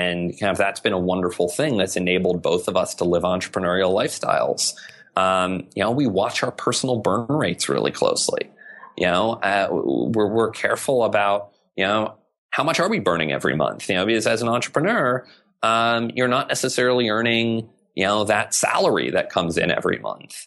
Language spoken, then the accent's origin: English; South Arkansas, United States; moved away; I grew up in a very rural environment. You know, I grew up in South Arkansas.